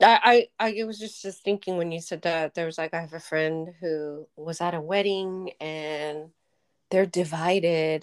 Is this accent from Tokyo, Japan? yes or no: yes; Tokyo, Japan; moved away; we grew up in Tokyo, which is the city metropolis.